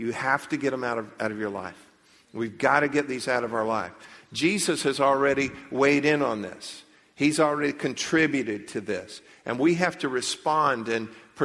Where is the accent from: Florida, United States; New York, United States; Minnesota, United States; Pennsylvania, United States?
Florida, United States; Leesburg; I grew up in Leesburg